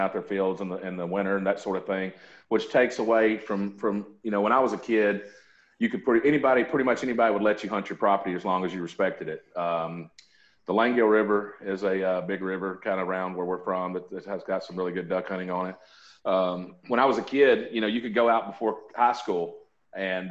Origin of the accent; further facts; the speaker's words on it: Forest City, Arkansas, United States; moved away as an adult; now in Olive Branch, United States; I grew up in Forest City, Arkansas, over kind of where Chad's from